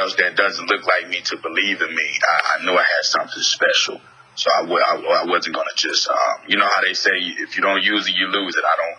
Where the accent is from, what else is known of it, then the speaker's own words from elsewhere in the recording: Houston, Texas, United States; also born or lived in Philadelphia; I'm in Spunkstondelphia. I was born in Philadelphia. {S0} Yep. {S1} Raised in Houston, Texas.